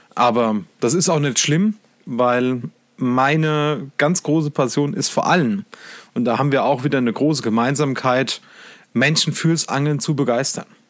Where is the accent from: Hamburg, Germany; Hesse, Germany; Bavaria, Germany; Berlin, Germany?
Bavaria, Germany; Lower Main; now in Saarland, Germany; wohnen tue ich im Saarland. Ähm, gebürtig komme ich aus Bayern, vom Untermain